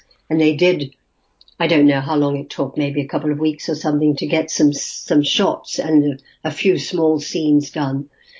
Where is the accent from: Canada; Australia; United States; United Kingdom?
Australia; accent: Australian; So I ran home and I instantly rubbed out my Australian accent.